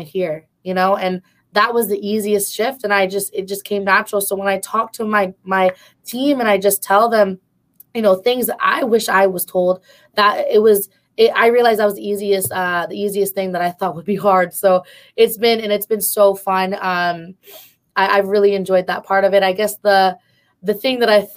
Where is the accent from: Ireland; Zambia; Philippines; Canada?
Philippines; us as Filipino women and just Filipinos in general